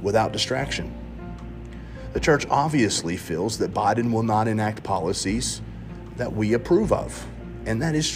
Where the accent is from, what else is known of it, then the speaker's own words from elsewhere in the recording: United States; As a Christian American